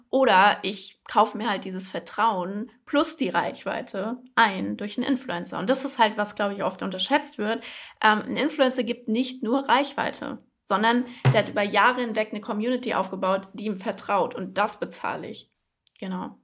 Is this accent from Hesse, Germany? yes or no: yes; Frankfurt, Hesse, Germany; moved away as an adult; now in Berlin, Germany; in Frankfurt geboren und aufgewachsen, bin letztes Jahr nach Berlin gezogen